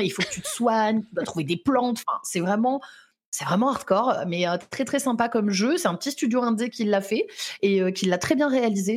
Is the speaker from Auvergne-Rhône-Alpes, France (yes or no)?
yes; Lyon, Auvergne-Rhône-Alpes, France; je suis lyonnaise